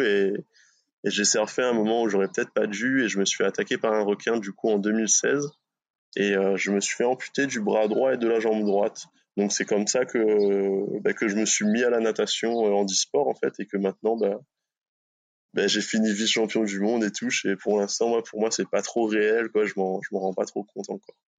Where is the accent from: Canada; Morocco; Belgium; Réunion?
Réunion; moved away as an adult; also born or lived in Bordeaux / Brittany; now in France; je suis originaire de La Réunion. J'ai vécu là-bas, je suis né là-bas